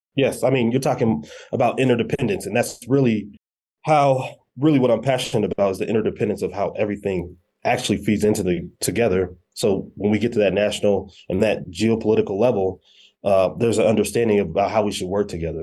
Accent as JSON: {"language": "English", "town": "Colorado Springs", "region": "Colorado", "country": "United States", "tie": "born or raised there", "said": "originally from Colorado Springs, Colorado. Uh, grew up, uh, in Colorado Springs"}